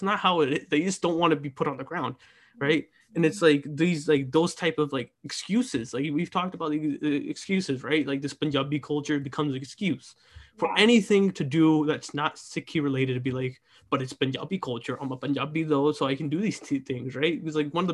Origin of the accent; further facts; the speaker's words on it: United States; being part of the generation that has to grow up here in America